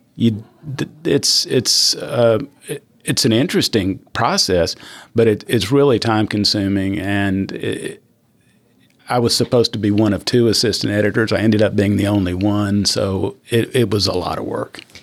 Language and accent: English; Fort Worth, Texas, United States; also born or lived in New Mexico / Vernon, Texas; we ultimately settled in Fort Worth, Texas, where I grew up